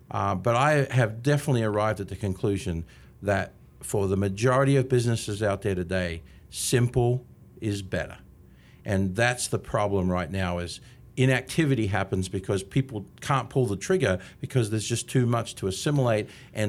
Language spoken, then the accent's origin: English; Australia; now in Canby, United States; But, you know, 27 and a half years here from Australia. And apparently, I haven't lost my accent yet.